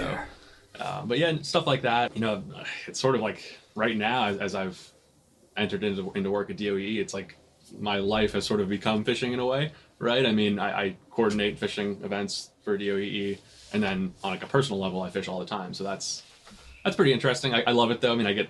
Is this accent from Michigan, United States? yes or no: no; Vienna, Virginia, United States; also born or lived in Connecticut; So I was actually born in Connecticut. I only lived there for the first 2 years of my life. I have no memory of it whatsoever. I've lived in the, like, sort of Vienna Tysons area since 1998.